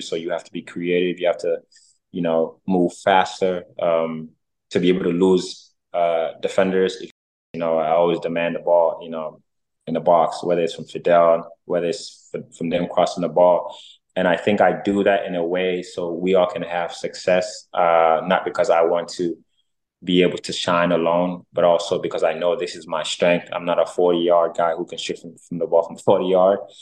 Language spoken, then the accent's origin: English; United States; I was raised in America